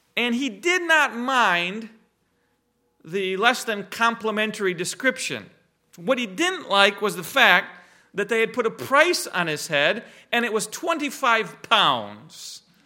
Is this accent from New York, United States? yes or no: no; Reed City, Michigan, United States; We, we grew up in the Reed City Church with Jack and Ray Seeth there